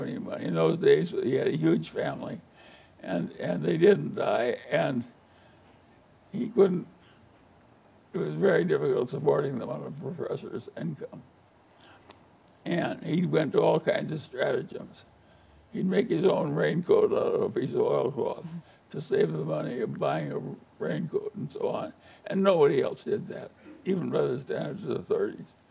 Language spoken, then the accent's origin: English; Omaha, Nebraska, United States; little boy growing up in Omaha